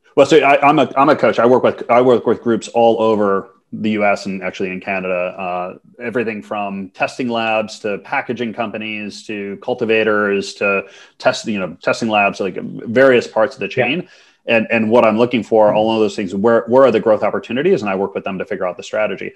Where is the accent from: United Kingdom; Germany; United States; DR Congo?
United States; Minnesota; moved away as an adult; also born or lived in Montreal / New York; I'm, I'm U.S. citizen. So I grew up in Minnesota